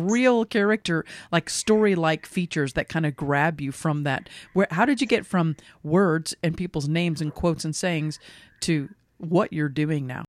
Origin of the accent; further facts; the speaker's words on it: Lexington, Kentucky, United States; I grew up in Lexington